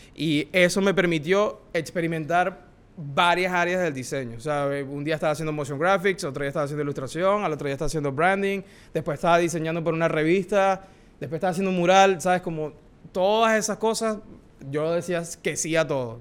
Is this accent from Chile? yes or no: no; Maracaibo, Zulia, Venezuela; now in New York, United States; Soy venezolano, como les dije. Tengo el privilegio de haber nacido en Maracaibo.